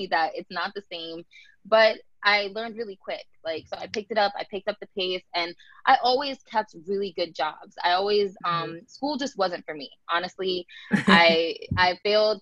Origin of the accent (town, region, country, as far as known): Tampa, Florida, United States; born or raised there; also born or lived in New Jersey